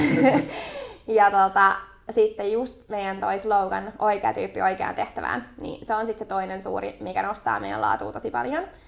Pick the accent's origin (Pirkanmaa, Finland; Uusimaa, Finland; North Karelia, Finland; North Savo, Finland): Uusimaa, Finland; Helsinki; mä oon Itä-Helsingin kimmoi, eli Stadin kimmoi, henkeä ja vereä.